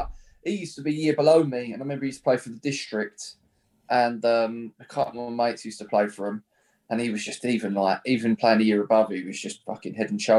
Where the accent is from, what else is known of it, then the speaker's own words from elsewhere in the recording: Brentwood, East of England, United Kingdom; moved away as an adult; now in Ongar, United Kingdom; I'm obviously from Brentwood and my missus is from Epping.